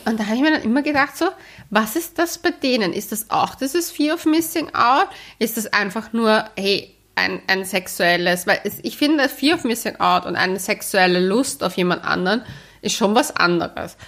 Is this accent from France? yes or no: no; Austria; Wir sind ja auch Österreicher